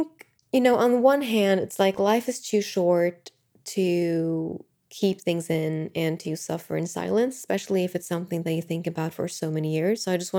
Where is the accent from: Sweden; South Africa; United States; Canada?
Sweden; moved away as an adult; So I know that when I was in my early 20s, I moved from Sweden to the US. And it was uncertain for me because I could have just gotten a job here in Sweden